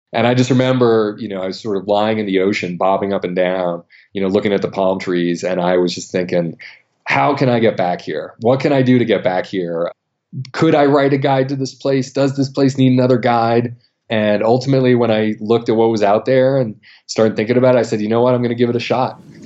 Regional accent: Maine, United States; a national park right where I grew up in Maine, Acadia National Park

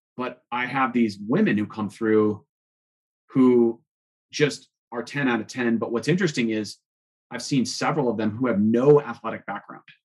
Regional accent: Boulder, Colorado, United States; growing up here in Boulder and riding here for 35 years

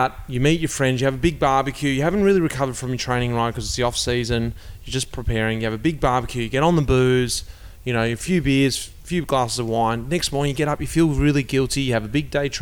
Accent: Australia; as an Australian

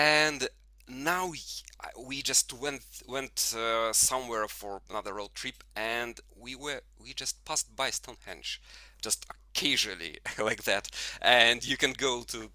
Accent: Tyumen, Tyumen Oblast, Russia; first language Russian; English is a second language; moved away as an adult; also born or lived in Moscow, Russia / Spain; now in United Kingdom; I was born in Tyumen. It's a city in the center of Siberia

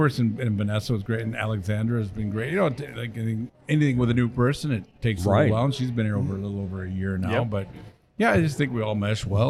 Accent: Sioux City, Iowa, United States; Yeah, I grew up in Sioux City

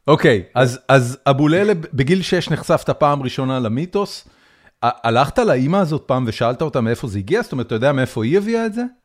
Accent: Haifa, Haifa District, Israel; אני גדלתי בחיפה

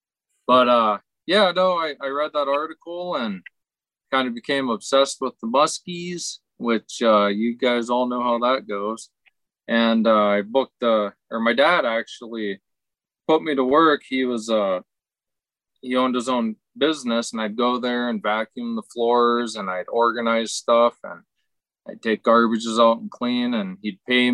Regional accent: Pennsylvania, United States; I grew up in Western Pennsylvania. You know, I mean, I grew up fishing.

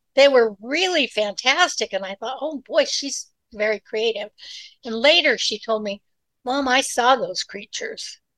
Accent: Utah, United States; moved away as an adult; also born or lived in California; I was born in Utah and grew up in Utah, one of eight children

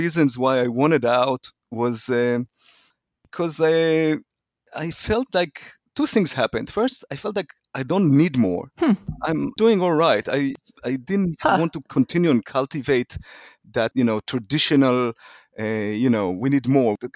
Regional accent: Israel; moved away as an adult; also born or lived in Lebanon / Silicon Valley; I was born and raised in Israel

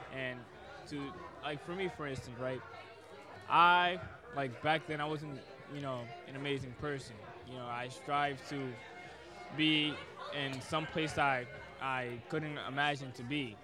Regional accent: Boston, Massachusetts, United States; also born or lived in Dominican Republic; I was born in Dominican Republic and raised in Boston

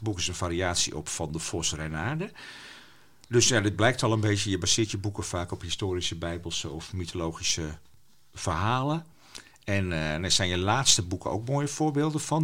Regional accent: Friesland, Netherlands; first language West Frisian; Dutch is a second language; ik heb thuis gewoon Fries leren spreken

